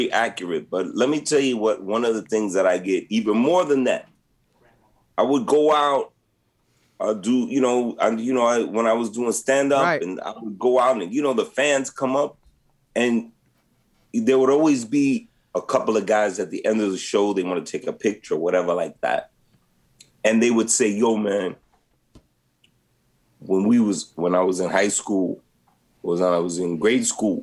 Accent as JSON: {"language": "English", "region": "New York", "country": "United States", "tie": "born or raised there", "moved": "as an adult", "lives_now": "Los Angeles, United States", "said": "when we were growing up in New York, Play and I, we grew up around the corner from each other"}